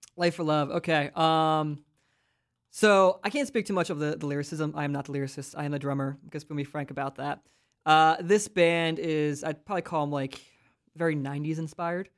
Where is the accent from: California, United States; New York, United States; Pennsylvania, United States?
Pennsylvania, United States; Philadelphia; moved away as an adult; now in Central Pennsylvania, United States; I grew up in Philly